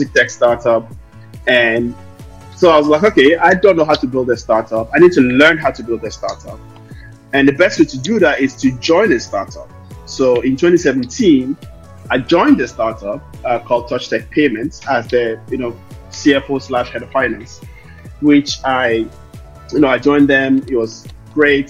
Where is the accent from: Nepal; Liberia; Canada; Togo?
Togo; Lomé, Maritime; also born or lived in Dublin, Ireland; now in London, United Kingdom; I'm from Lomé, Togo. I was born and raised in Lomé, and I moved to Dublin, Ireland in 2005. So I born in Togo, raised in Ireland